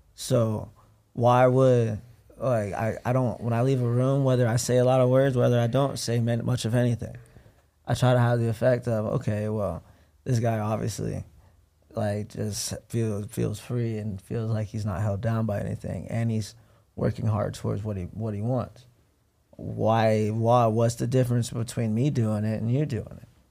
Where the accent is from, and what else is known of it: Ohio, United States; born or raised there; now in Los Angeles, United States